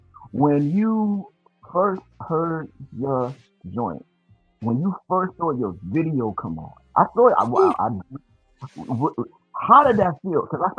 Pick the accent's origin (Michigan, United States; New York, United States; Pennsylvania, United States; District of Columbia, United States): New York, United States; Hempstead; also born or lived in Queens, New York; I was in Queens. Queens. Yeah, and I grew up mostly in Hempstead. So Hempstead, Queens, is close.